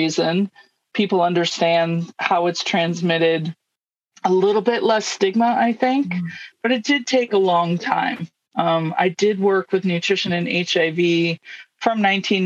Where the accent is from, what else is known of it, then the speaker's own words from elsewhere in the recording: United States; moved away as an adult; I grew up in the United States